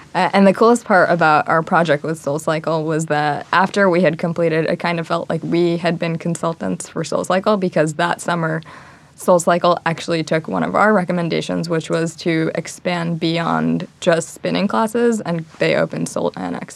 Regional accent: Long Island, New York, United States; I'm originally from Long Island, grew up in New York

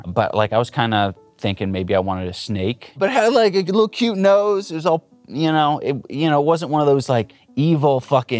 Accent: California, United States; I grew up in Southern California. I have an older sister.

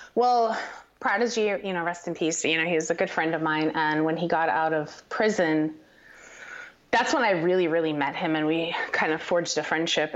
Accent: Paterson, New Jersey, United States; also born or lived in Hawthorne, New Jersey; I grew up um, in northern New Jersey. Uh, my my family, I kind of divided my time between Paterson, New Jersey, and Hawthorne, New Jersey

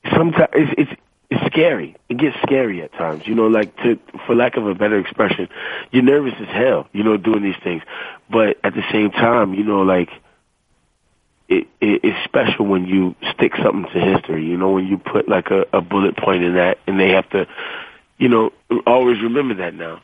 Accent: the South, United States; I'm, I'm from the South

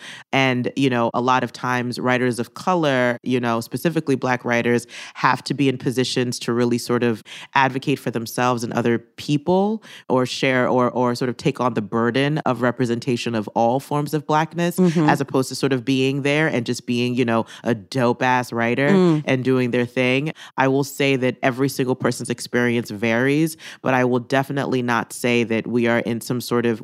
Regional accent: Philadelphia, Pennsylvania, United States; I remembered my time and my experiences at The Pool growing up in Philadelphia

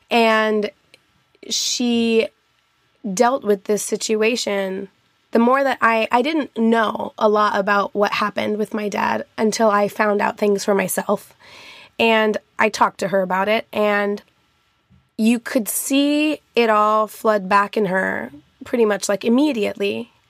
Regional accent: Albuquerque, New Mexico, United States; born there; I was born in Albuquerque, New Mexico, and my grandparents both my grandma still lives there

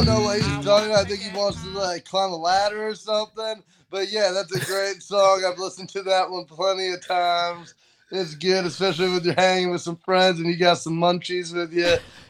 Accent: New York, United States; also born or lived in Pennsylvania; I'm just born in Pennsylvania, raised in upstate New York, and I look like and talk like I'm from California.

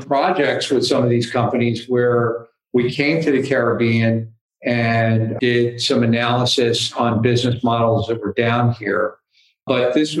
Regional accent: Philadelphia, Pennsylvania, United States; moved away as an adult; also born or lived in New York City / Tampa / Phoenix / Los Angeles; now in Roatan, Honduras; Born and raised in Philadelphia

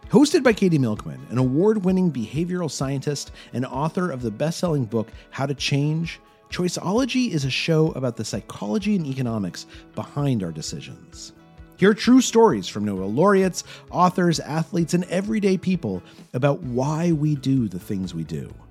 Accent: Houston, Texas, United States; I did. I grew up in Houston.

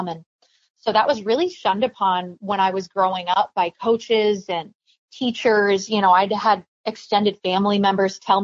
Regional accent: Minnesota, United States; my home state team

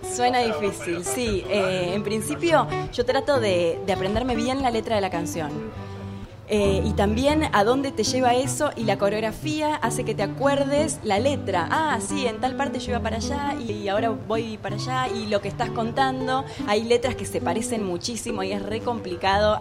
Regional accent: Trelew, Chubut, Argentina; moved away; also born or lived in Buenos Aires; nací acá en Capital Federal pero soy del litoral y del sur porque cuando tuve cinco años me fui a vivir a Treleu, Chubut, con mi mamá

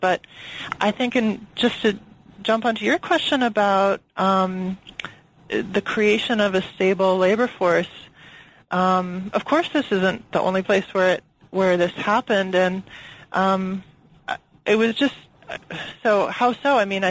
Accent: Washington, District of Columbia, United States; I think because I grew up in the United States, I was born in Washington, D.C.

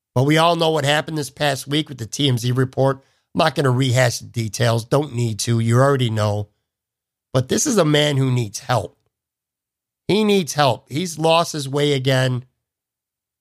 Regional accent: Buffalo, New York, United States; My hometown paper, the Buffalo News

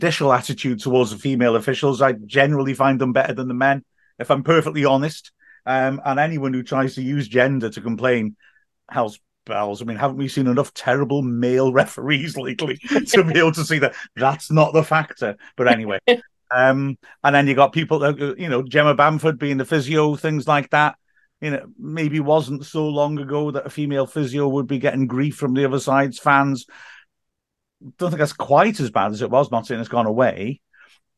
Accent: Welsh, Wales, United Kingdom; we're Welsh

